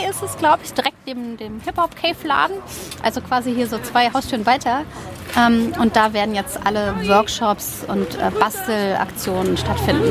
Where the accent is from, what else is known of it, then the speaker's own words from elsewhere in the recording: Berlin, Germany; also born or lived in Donaueschingen / Sandhausen / Taunus / Oldenburg; ich bin hauptsächlich in Westberlin groß geworden